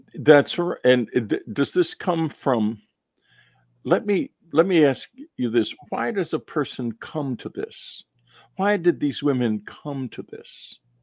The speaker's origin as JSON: {"language": "English", "region": "Texas", "country": "United States", "tie": "born or raised there", "said": "When I was growing up in Texas"}